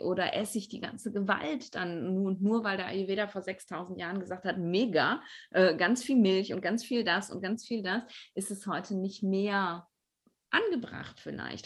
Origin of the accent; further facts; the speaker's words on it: Ruhr area, North Rhine-Westphalia, Germany; bei uns im Ruhrpott